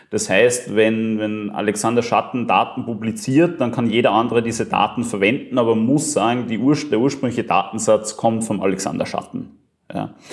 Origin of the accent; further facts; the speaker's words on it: Upper Austria, Austria; now in Vienna, Austria; Ich bin ursprünglich aus Oberösterreich, lebe Großteil der Zeit in Wien